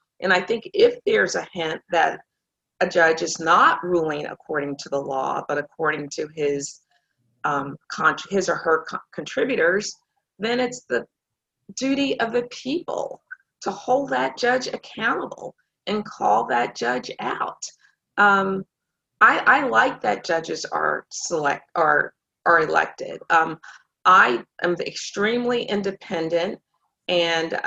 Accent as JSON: {"language": "English", "town": "Dallas", "region": "Texas", "country": "United States", "tie": "born or raised there", "said": "I grew up here in Dallas"}